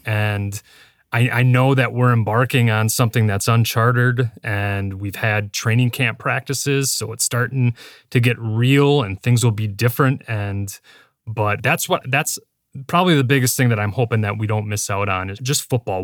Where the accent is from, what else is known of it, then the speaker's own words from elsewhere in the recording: Wisconsin, United States; I was born in Wisconsin